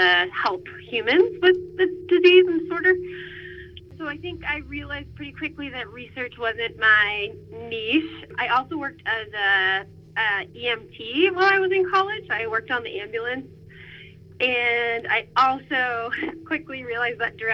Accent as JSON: {"language": "English", "town": "San Francisco", "region": "California", "country": "United States", "also_born_or_lived": "Middletown, Connecticut", "said": "I'm originally from San Francisco, California"}